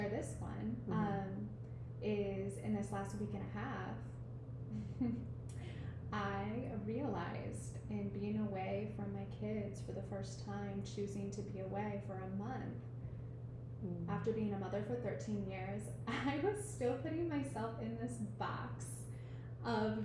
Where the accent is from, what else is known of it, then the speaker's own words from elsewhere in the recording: Iowa, United States; moved away as an adult; now in Nosara, Costa Rica; I'm from Iowa